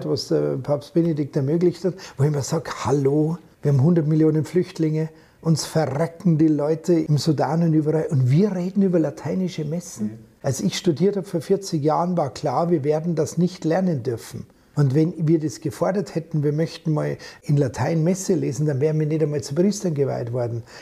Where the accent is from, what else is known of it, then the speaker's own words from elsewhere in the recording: Bavaria, Germany; accent: Bavarian; da kann ich meinen Dialekt einbringen, weil ich es halt so normal auch rede.